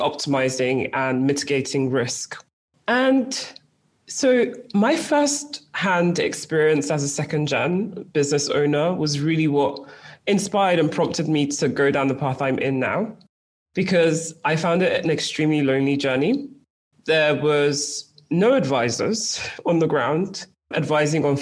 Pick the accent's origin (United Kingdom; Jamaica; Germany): United Kingdom; accent: British; moved away as an adult; now in Lagos, Nigeria; my parents decided that it was best for my brothers and I, for our life exposure, for our education, to move to the UK, hence the very strong British